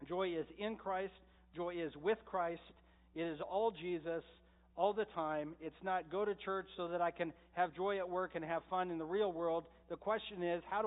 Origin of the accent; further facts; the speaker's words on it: Medford, United States; I grew up in Medford, so of course we have the best water